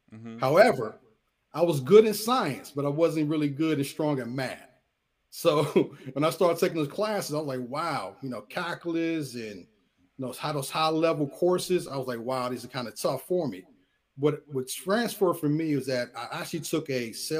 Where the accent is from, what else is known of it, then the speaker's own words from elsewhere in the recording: Fort Washington, Maryland, United States; I grew up in Fort Washington, Maryland